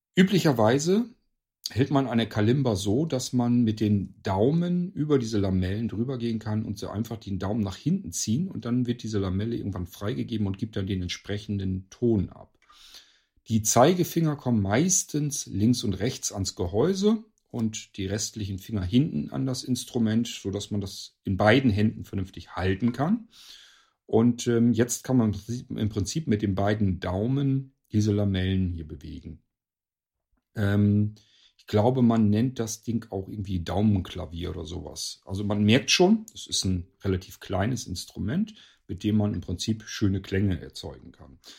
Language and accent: German; Northern Germany, Germany; hier in Deutschland, bei uns in Norddeutschland, also hier in meinem Nachbarort